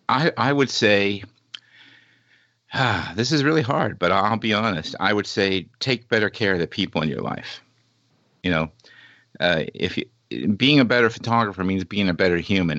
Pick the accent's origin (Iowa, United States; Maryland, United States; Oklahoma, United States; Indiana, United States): Indiana, United States; Indianapolis; moved away; also born or lived in Monza, Italy; I grew up in Indianapolis, Indiana at the 500.